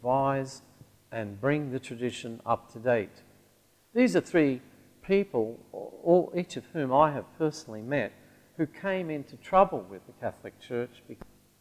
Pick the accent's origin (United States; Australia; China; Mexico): Australia; Central Australia; the region I grew up in Central Australia